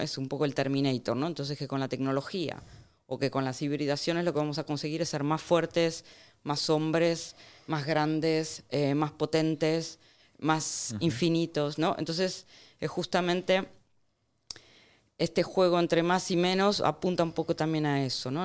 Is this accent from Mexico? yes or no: no; Argentina; moved away; also born or lived in Barcelona; yo soy de Argentina, de hecho, tengo igual de hecho, he crecido, Argentina